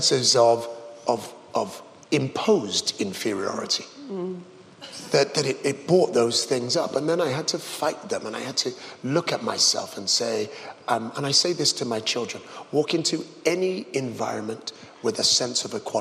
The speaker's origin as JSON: {"language": "English", "region": "England", "country": "United Kingdom", "said": "as an Englishman"}